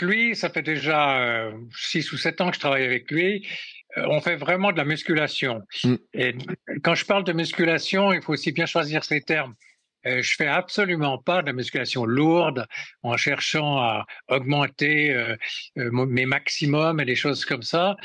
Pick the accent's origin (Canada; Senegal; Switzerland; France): Switzerland; quand on est suisse